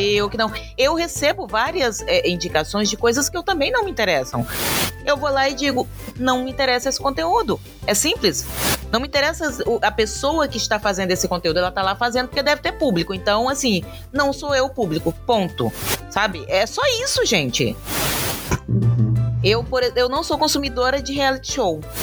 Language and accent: Portuguese; Brazil; eu sou brasileira